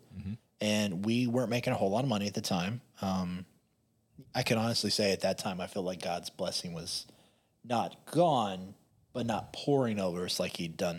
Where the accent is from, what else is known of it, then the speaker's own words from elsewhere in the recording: Hopkinsville, Kentucky, United States; also born or lived in Louisville / Columbus, Ohio; So we came home to Hopkinsville from Louisville with our tail tucked between our legs.